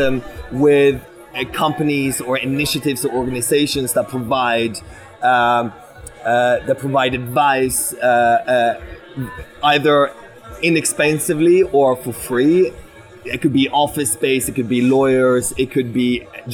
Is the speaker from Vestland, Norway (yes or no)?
yes; Bergen, Vestland, Norway; I grew up in Bergen, as I said, right, West Coast.